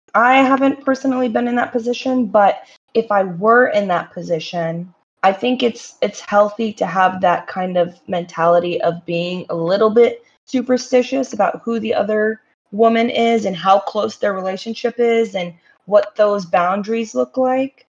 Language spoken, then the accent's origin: English; Morocco; I'm from Morocco